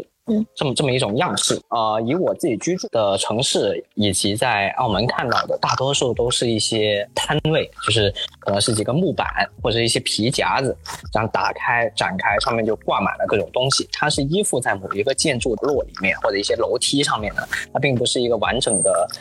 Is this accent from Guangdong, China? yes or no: yes; Pearl River Delta, Guangdong, China; 然后我从小是在广东珠三角这边长大。其实小的时候去港澳那边也比较多，澳门也比较多一些